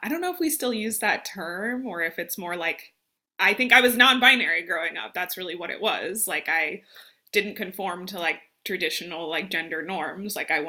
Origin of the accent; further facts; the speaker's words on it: Las Vegas, Nevada, United States; moved away as an adult; also born or lived in Phoenix, Arizona / Minneapolis, Minnesota; now in Arkansas, United States; I'm here in Arkansas by way of Minnesota, but I'm originally from Vegas, and like trying to kind of give that history. But yeah, I moved to Minneapolis, Minnesota in 2015. to go to grad school.